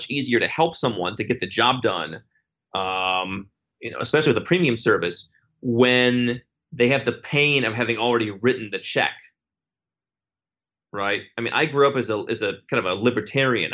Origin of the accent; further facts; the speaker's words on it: United States; as an American